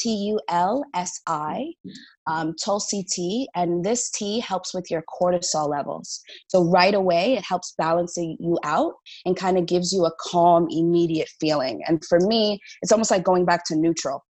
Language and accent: English; New Jersey, United States; moved away; also born or lived in New York; I'm from the East Coast, New Jersey, New York